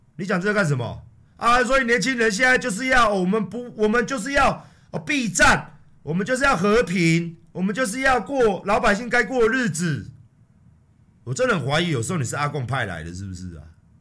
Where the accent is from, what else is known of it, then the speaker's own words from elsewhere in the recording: Taiwan; 身为一个台湾人， 土生土长，在台湾四十四年